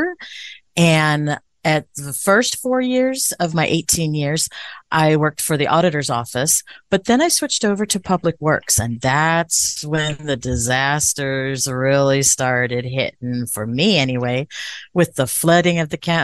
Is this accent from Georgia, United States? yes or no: no; Indio, California, United States; also born or lived in Running Springs, California; I was born and raised in Indio, so not too far, just a stone throw over the mountainside